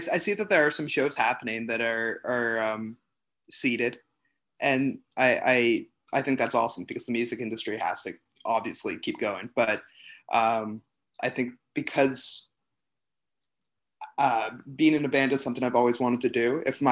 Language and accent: English; Toronto, Ontario, Canada; I'm the only one that's actually from like born and raised in Toronto.